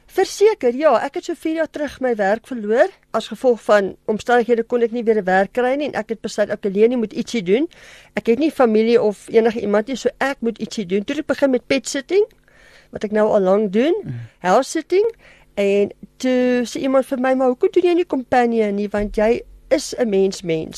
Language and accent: Afrikaans; Germiston, Gauteng, South Africa; moved away as an adult; now in Pretoria, South Africa; Ek is gebore en getoe in Germiston Primrose en ek is nou af op 15 jaar in Pretoria.